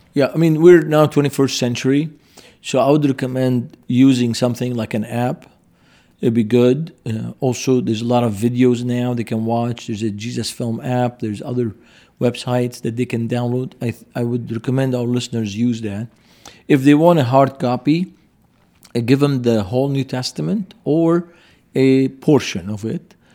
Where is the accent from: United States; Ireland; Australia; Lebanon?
Lebanon; Beirut, Beirut Governorate; moved away; I grew up in Beirut.